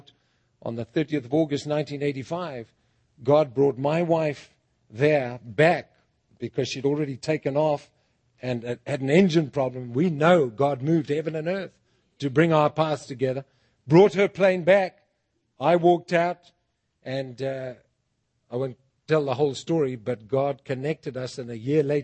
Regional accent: Bulawayo, Zimbabwe; moved away as an adult; now in United States; Bulawayo, my hometown

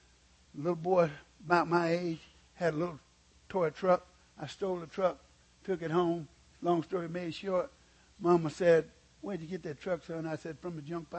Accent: Mississippi, United States; moved away as an adult; now in California, United States; I was born and raised in Mississippi where we didn't have anything.

